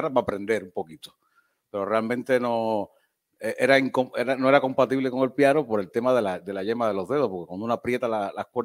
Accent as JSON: {"language": "Spanish", "country": "Cuba", "tie": "born or raised there", "also_born_or_lived": "Niquero / Cárdenas / Antilla / Santiago de Cuba", "said": "yo siempre digo que nací por accidente en Niquero, porque mi papá, como era pastor, lo, cambiaban mucho de, iglesia por toda la isla. Y entonces eh, eh, nací allí, de ahí nos fuimos a Cárdenas, de Cárdenas nos fuimos a Antilla de Antilla Santiago de Cuba"}